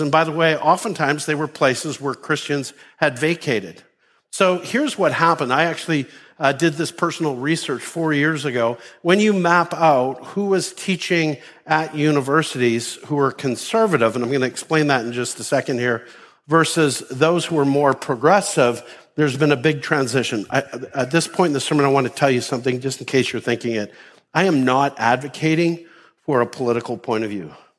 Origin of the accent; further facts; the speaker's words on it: Canada; moved away; Me growing up in Canada